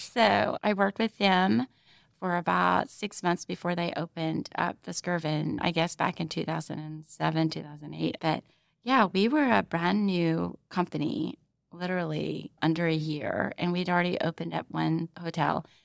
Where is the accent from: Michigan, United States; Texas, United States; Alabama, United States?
Texas, United States; Arlington; moved away as an adult; now in Oklahoma City, United States; my family finally settled in in Arlington, Texas. And that's basically where I grew up. I lived there for about 22 years.